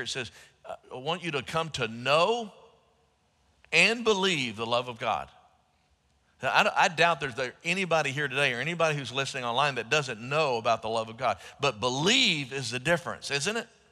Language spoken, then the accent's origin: English; Dallas, Texas, United States; when I was growing up in Southeast Dallas, as a young person in the Dallas area